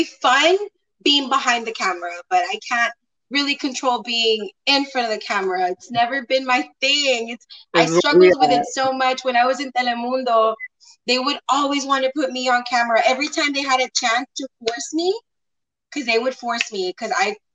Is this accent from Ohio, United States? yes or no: no; McAllen, Texas, United States; also born or lived in Mexico; I was born in McAllen. I was raised part of my childhood here, part of my childhood in Mexico, and then I came back over here to the States.